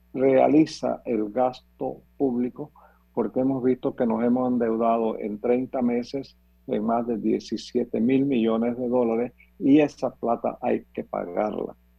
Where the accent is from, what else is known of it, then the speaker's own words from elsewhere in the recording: Panama; Los panameños